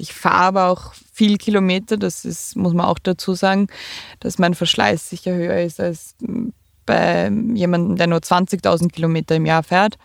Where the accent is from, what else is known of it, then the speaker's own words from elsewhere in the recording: Austria; bei uns in Österreich